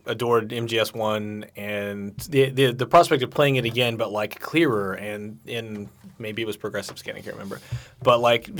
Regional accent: Midwest, United States; moved away; I'm from the Midwest.

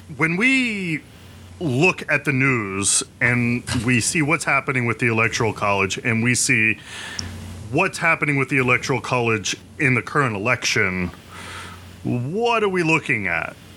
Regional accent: West Virginia, United States; now in Jersey City, United States; I'm from West Virginia

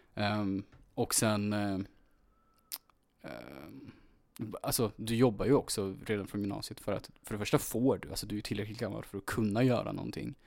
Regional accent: Örebro, Örebro County, Sweden; jag är född i Örebro

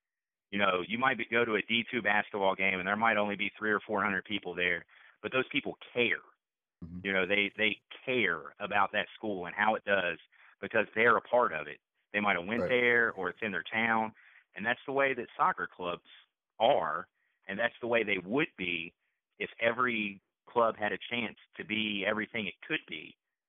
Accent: West Virginia, United States; I'm from a state, you know, I'm from West Virginia.

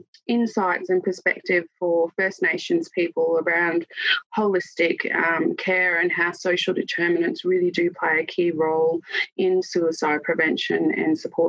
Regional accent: Stradbroke Island, Queensland, Australia; also born or lived in Ipswich, Queensland; Noonuckle Kwandamooka woman from Stradbroke Island in Queensland.

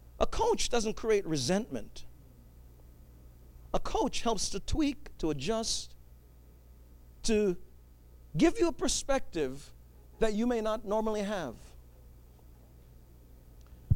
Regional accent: New York City, New York, United States; I grew up in New York City

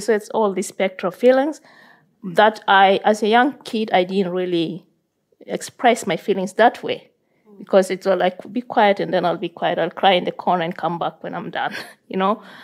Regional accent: South Sudan; now in Norway; growing up in South Sudan

